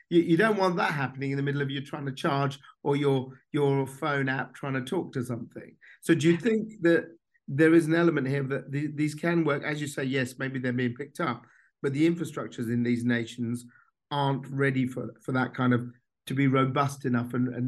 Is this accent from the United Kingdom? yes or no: no; India; we're both originally from India, yes. our families, you know, we know how polluted the, the cities are there every year.